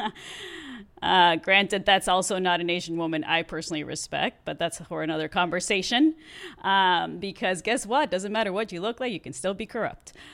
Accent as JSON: {"language": "English", "town": "Mexicali", "region": "Baja California", "country": "Mexico", "tie": "born or raised there", "second_language": "English", "moved": "yes", "lives_now": "United States", "said": "I was raised in Mexico"}